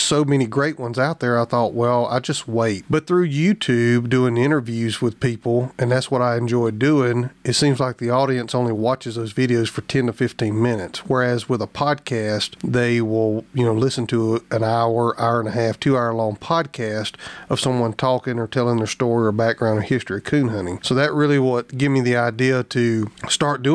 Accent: Southeast Alabama, United States; moved away as an adult; also born or lived in Southwest Missouri / Southern Illinois; I am originally from Southeast Alabama. Coon hunted from time I can remember.

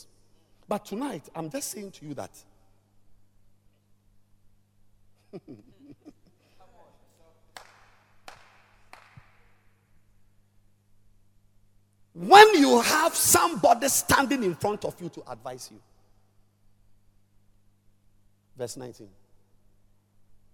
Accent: Volta, Ghana; I'm from the Volta region

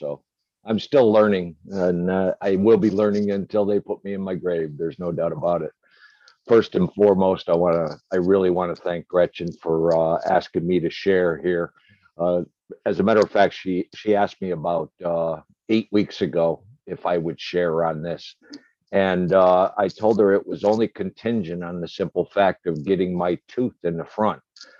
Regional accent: Binghamton, New York, United States; So I was born in Binghamton, New York.

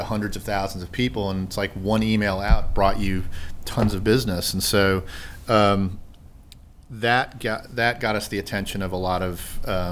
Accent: Sandy Springs, Georgia, United States; My family and I moved back to Sandy Springs in 2002 or 2003

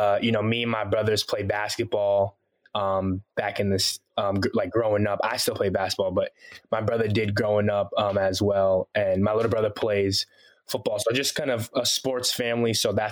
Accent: Boston, Massachusetts, United States; accent: American; first language Haitian Creole; also born or lived in Haiti; I'm originally from Haiti, from the Caribbean, but I grew up in Boston, Massachusetts. So yeah, I got the American accent.

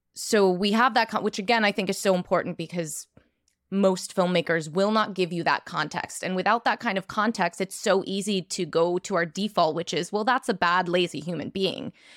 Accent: New York, United States; as a New Yorker

